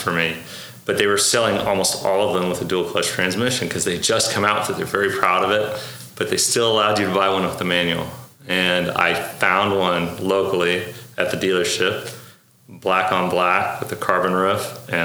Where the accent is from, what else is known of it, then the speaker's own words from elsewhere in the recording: Oklahoma, United States; also born or lived in Beirut, Lebanon; I was actually born in Beirut. Yeah. I immigrated here when I was 4. I grew up in Oklahoma. We moved to Oklahoma when I was 5, and I've grown up here ever since